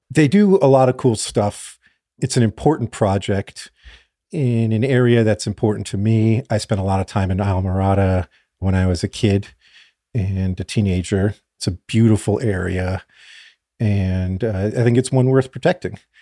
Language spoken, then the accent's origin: English; South Florida, United States; I grew up in South Florida